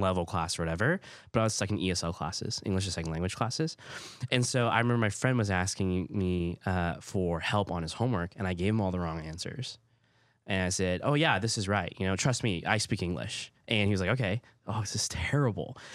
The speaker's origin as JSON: {"language": "English", "region": "Hawaii", "country": "United States", "tie": "born or raised there", "also_born_or_lived": "Oklahoma", "first_language": "Hawaiian Pidgin", "second_language": "English", "moved": "yes", "said": "growing up in Hawaii"}